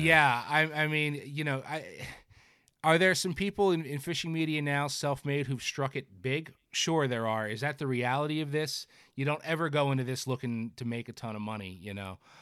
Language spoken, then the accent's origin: English; New Jersey, United States; I'm, I'm from Jersey.